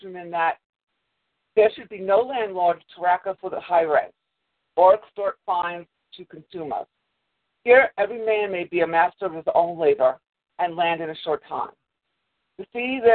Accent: Long Island, New York, United States; moved away as an adult; now in Montana, United States; I grew up on Long Island

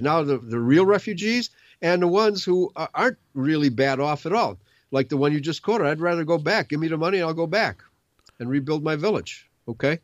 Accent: United States; my right as an American

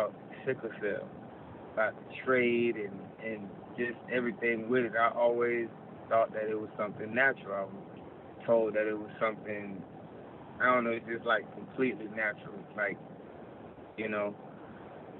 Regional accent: New York City, New York, United States; I'm also from New York City. And just even growing up in high school in Queens

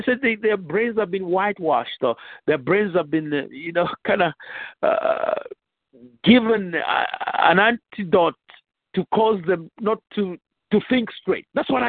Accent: Nigeria; moved away as an adult; now in Virginia, United States; When I came from Nigeria, I started a Bible school

